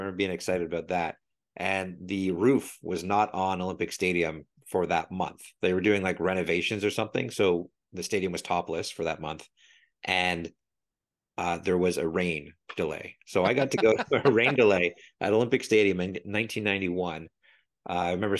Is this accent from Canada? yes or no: yes; Canada; I was shooting balls against the wall because I'm Canadian, the hockey stick.